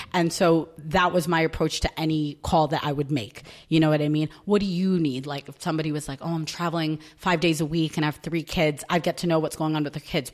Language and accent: English; New York, United States; moved away as an adult; now in London, United Kingdom; I'm from New York